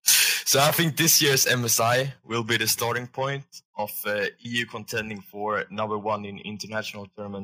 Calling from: Sweden; I'm calling from Sweden.

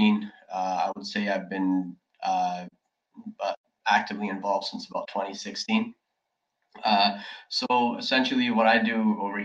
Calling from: Toronto, Ontario, Canada; I'm speaking from Toronto, Canada, down over here.

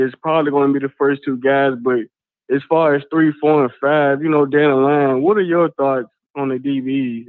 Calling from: Virginia, United States; I'm calling in from Virginia.

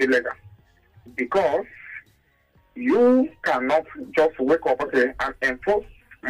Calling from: Ecuador; Yeah, Ken, calling from Ecuador.

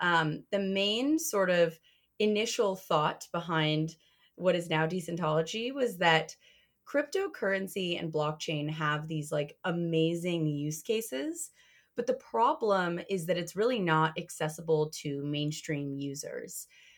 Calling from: Ann Arbor, Michigan, United States; I am calling from Ann Arbor, Michigan.

